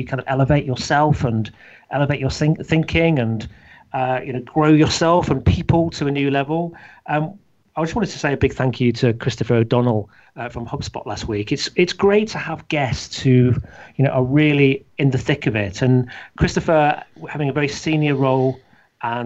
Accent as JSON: {"language": "English", "area": "Leicestershire", "region": "East Midlands", "country": "United Kingdom", "tie": "born or raised there", "said": "in our hometown in Leicestershire, or my hometown of Leicestershire"}